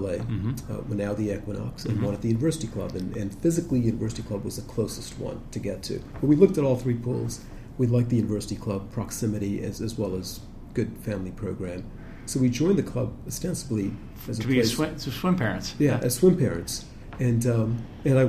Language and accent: English; Hong Kong; moved away as an adult; also born or lived in Austin, Texas; now in Boston, United States; I was born and raised in Hong Kong